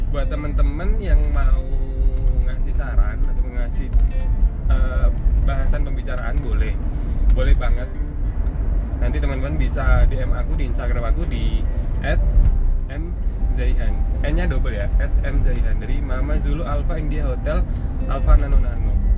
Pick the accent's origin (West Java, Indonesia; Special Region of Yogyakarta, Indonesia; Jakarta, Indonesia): Special Region of Yogyakarta, Indonesia; Yogyakarta; accent: medok (Javanese); aku asli Jawa Jawa ya asli jadi asli Jogja